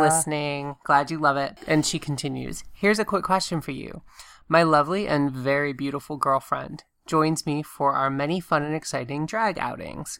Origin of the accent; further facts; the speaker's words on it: Augusta, Georgia, United States; moved away; when I was growing up in Augusta, Georgia